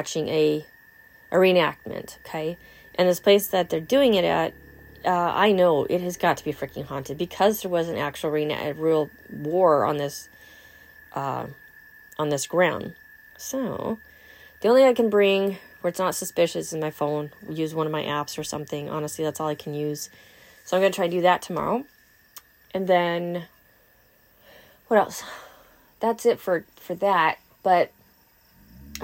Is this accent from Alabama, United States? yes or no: no; California, United States; now in Wisconsin, United States; I'm from California